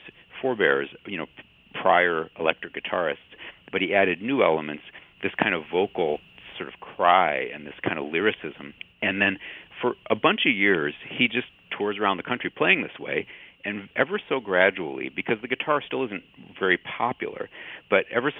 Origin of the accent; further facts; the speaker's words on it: Chicago, Illinois, United States; moved away; It's always an honor to speak in my hometown on any platform.